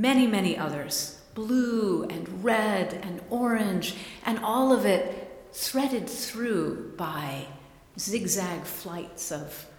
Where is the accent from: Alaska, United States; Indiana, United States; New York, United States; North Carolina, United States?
Indiana, United States; Terre Haute; moved away as an adult; now in Pacific Northwest, United States; I grew up in Terre Haute, Indiana